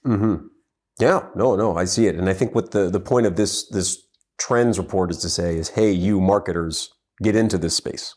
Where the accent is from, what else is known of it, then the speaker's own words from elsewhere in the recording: United States; As an American